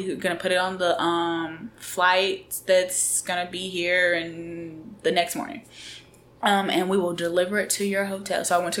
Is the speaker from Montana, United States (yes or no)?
no; Alabama, United States; And when I would tell people I'm from Alabama, they would say Roll Tide.